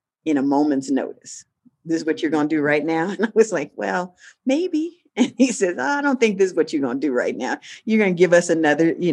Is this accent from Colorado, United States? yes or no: yes; Denver, Colorado, United States; I grew up in Denver